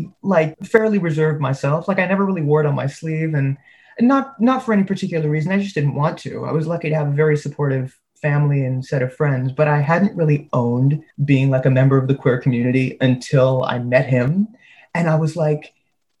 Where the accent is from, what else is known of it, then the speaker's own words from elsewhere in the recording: Canada; also born or lived in United States; I'm from the States, but I was raised in Canada